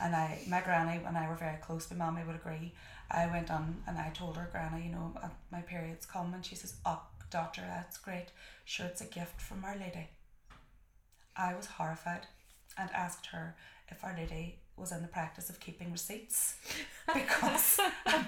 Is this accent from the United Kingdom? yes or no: yes; Derry, Northern Ireland, United Kingdom; I'm from Derry.